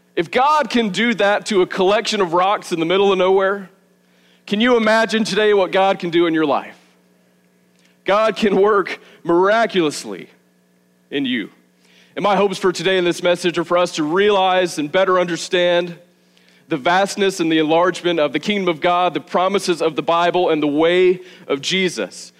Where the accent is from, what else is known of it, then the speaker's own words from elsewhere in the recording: the South, United States; moved away as an adult; also born or lived in Arizona; now in Milledgeville, United States; I grew up in the South. Just well, I guess me and my wife Savannah both grew up in the South. I grew up a few hours from here